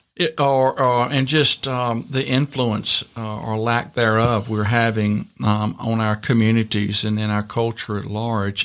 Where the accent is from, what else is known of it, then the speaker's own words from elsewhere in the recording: Virginia, United States; I grew up in Virginia in small town, rural Virginia